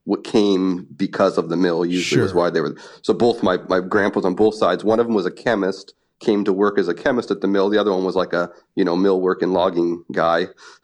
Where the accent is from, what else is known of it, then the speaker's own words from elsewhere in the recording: Washington, United States; Yeah, I grew up like near Portland. I grew up in like a small logging town that's just over the border into Washington.